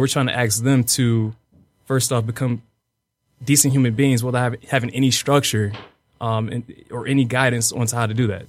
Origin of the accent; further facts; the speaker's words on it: Detroit, Michigan, United States; We're all from Dete-, the city of Detroit